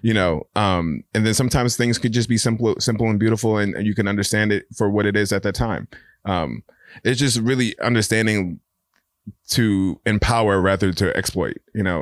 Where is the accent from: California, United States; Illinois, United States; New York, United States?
New York, United States; New York City; I've been a born and raised New Yorker